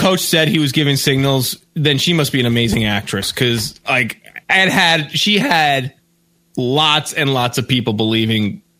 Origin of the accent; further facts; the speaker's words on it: Elmont, New York, United States; my hometown of Elmont